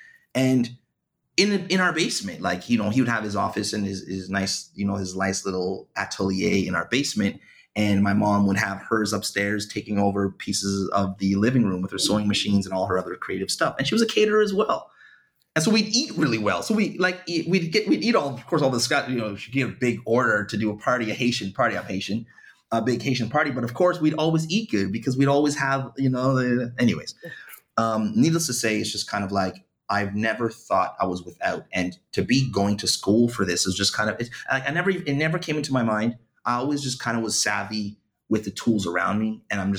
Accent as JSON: {"language": "English", "town": "Ottawa", "region": "Ontario", "country": "Canada", "tie": "born or raised there", "said": "I grew up in a small little place, west side of Ottawa, called Bayshore."}